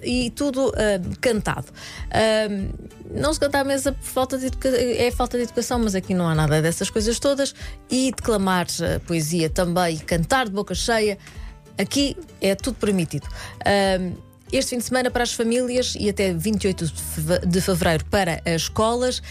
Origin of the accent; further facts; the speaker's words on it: Cartaxo, Santarém District, Portugal; sou ribatejana, apesar de não ser de Vila Franca de Xira e ser do Cartacho